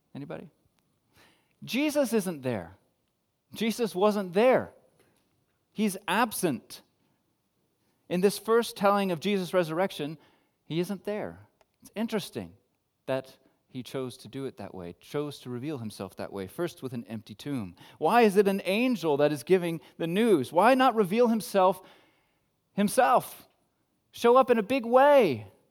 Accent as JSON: {"language": "English", "country": "United States", "said": "I'm American"}